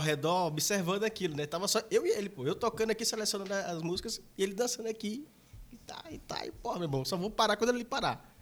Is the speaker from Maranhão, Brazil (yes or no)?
yes; interior of Maranhão, Brazil; eu sou do interior, do interior do Maranhão